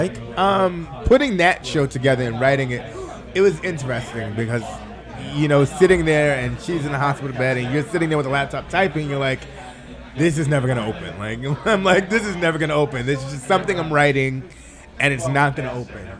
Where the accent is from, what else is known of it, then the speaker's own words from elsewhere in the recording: Southampton, New York, United States; I grew up in Southampton, went to school in Southampton